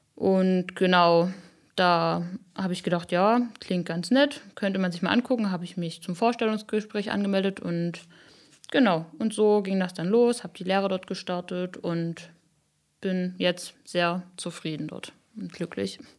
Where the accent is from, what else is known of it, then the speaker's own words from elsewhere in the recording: Upper Lusatia, Saxony, Germany; ich liebe meine Heimat und die Oberlausitz und ich finde das super schön hier